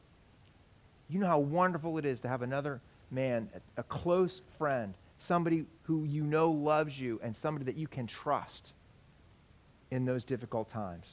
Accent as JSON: {"language": "English", "country": "United States", "said": "We're American men."}